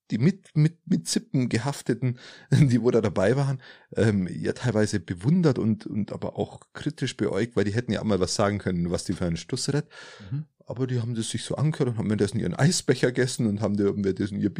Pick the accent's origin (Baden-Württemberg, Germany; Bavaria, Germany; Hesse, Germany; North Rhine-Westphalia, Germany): Bavaria, Germany; Steingaden; bei meiner äh, in meinem Heimat, Heimatort Steingarten